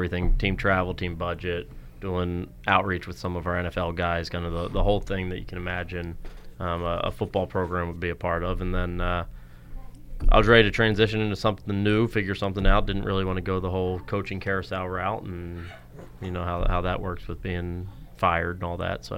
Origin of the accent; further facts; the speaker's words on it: Southern Delaware, United States; moved away as an adult; also born or lived in Maryland; now in Whitewater, Wisconsin, United States; I grew up in Southern Delaware, about a half hour from Wesley College